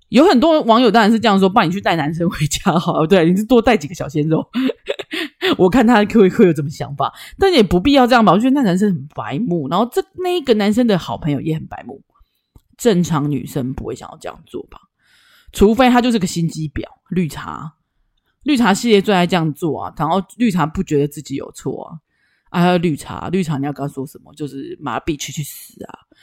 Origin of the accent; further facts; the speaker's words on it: Taichung, Taiwan; 我们是台中人，台中干干冷就还好嘛